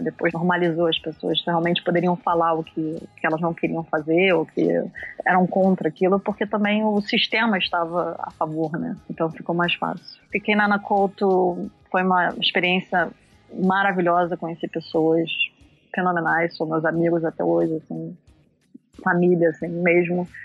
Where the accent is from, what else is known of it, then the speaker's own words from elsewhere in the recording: Niterói, Rio de Janeiro, Brazil; moved away as an adult; also born or lived in Netherlands; now in England; sou de Niterói, do Rio de Janeiro